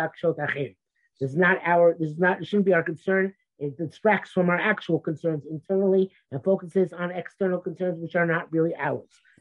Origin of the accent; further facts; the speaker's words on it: United States; now in Israel; When I was growing up in America